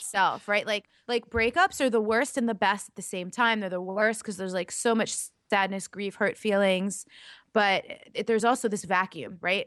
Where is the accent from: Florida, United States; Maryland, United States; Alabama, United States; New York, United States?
New York, United States; moved away as an adult; also born or lived in Laguna Beach, California; lifelong East Coaster. I'm from New York. I lived up and down the East Coast my whole life